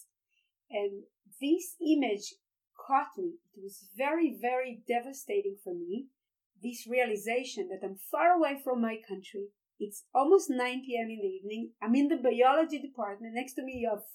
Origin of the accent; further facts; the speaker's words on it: Afula, Northern District, Israel; I grew up in Afula